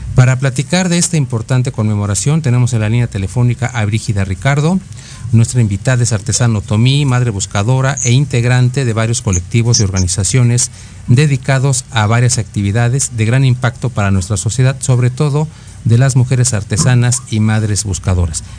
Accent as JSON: {"language": "Spanish", "country": "Mexico", "said": "los mexicanos"}